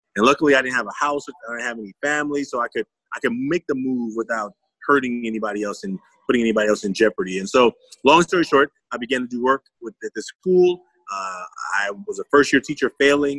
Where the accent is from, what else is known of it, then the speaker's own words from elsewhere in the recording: Oakland, California, United States; I'm from Oakland, California.